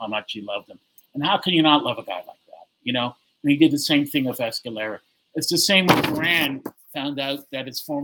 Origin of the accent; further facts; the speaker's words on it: Toronto, Ontario, Canada; I said I was from Toronto